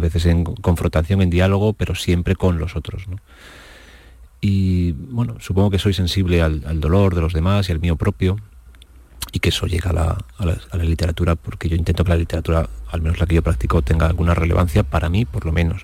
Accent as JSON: {"language": "Spanish", "town": "Torrijos", "region": "Castilla-La Mancha", "country": "Spain", "tie": "born or raised there", "said": "en mi pueblo, en Torrijos, donde yo vivía"}